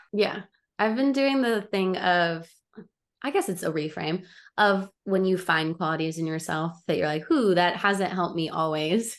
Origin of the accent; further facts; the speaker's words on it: Overland Park, Kansas, United States; moved away as an adult; now in Los Angeles, United States; I grew up in the Midwest